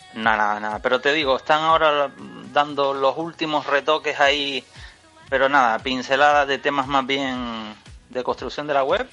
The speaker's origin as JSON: {"language": "Spanish", "region": "Canary Islands", "country": "Spain", "said": "yo que soy de Canarias"}